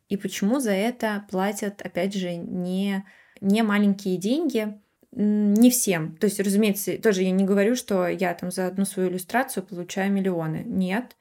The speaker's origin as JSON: {"language": "Russian", "country": "Russia", "moved": "yes", "said": "я из России"}